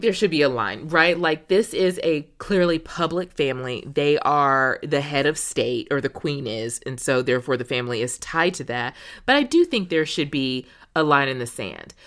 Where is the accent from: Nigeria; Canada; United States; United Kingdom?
United States